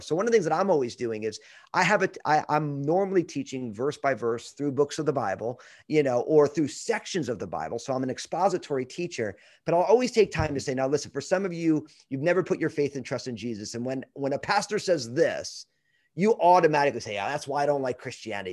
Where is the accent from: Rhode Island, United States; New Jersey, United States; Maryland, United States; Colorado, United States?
New Jersey, United States; moved away as an adult; also born or lived in Brooklyn, New York / Pacific Northwest / Northern California; I'm from New Jersey, uh, and the only reason I grew up in New Jersey was 'cause my parents